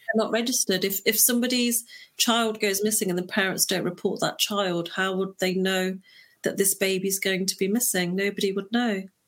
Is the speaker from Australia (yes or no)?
no; Leicester, East Midlands, United Kingdom; I'm born and raised in the United Kingdom. Um, I was born in a little place called Leicester